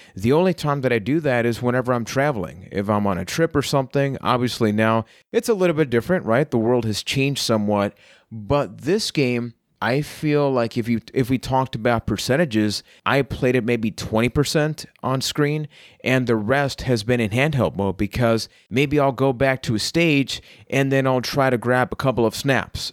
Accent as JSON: {"language": "English", "town": "San Juan", "country": "Puerto Rico", "said": "I am from San Juan, Puerto Rico"}